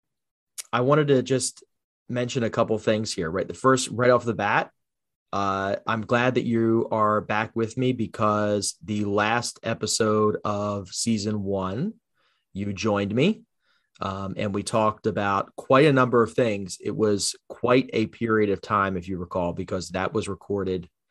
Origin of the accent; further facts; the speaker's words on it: New Jersey, United States; Born and raised in South Jersey, I know firsthand the strength of our neighborhoods.